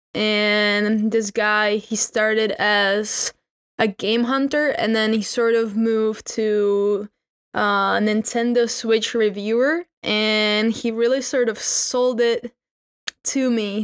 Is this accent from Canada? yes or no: no; Czechia; I'm from the Czech Republic